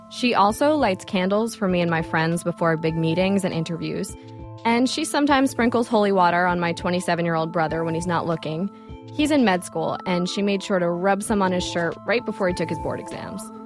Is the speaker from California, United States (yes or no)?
no; Levittown, New York, United States; moved away as an adult; now in Brooklyn, United States; my hometown church, St. Bernard's in Levittown, New York.